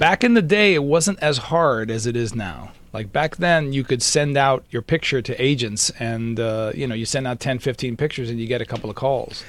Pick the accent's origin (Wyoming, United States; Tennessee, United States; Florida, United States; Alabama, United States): Florida, United States; Miami; moved away as an adult; now in Los Angeles, United States; I'm Cuban from Miami